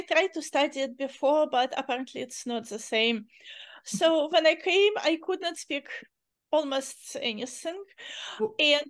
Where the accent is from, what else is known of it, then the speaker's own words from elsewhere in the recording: Uzbekistan; English is a second language; moved away as an adult; now in California, United States; situation in my country became not very safe and we had no choice. So we immigrated